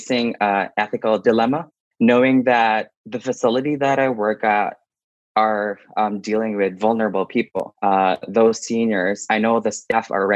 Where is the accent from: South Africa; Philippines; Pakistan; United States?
Philippines; now in Lethbridge, Canada; I am originally from the Philippines. I moved in Canada in 2012